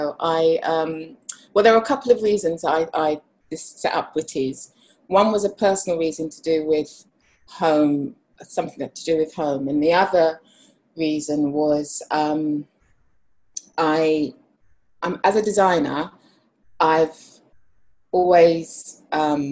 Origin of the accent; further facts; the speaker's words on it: London, United Kingdom; I'm a graphic designer, creative writer and I also illustrate and I'm from London.